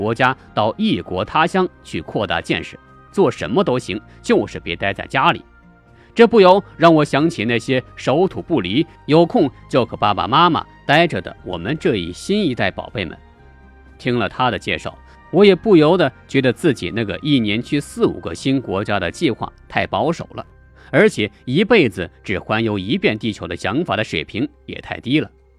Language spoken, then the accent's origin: Chinese; China; 尤其是对我们中国人来说，我们太少人有这样的探险、知识性旅行的勇气。